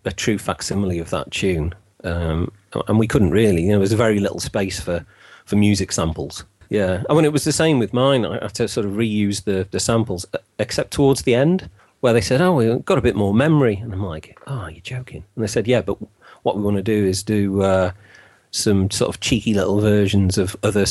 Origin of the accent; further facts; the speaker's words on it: Wales, United Kingdom; I'm actually Welsh. To the age of 9 or 10, I was taught in Welsh